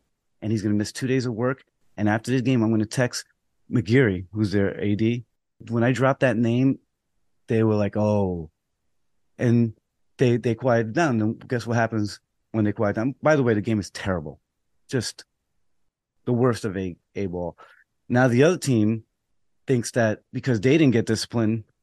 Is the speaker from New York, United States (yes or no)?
yes; New York City, New York, United States; also born or lived in Rockaway; I'm from the Bronx and I know the people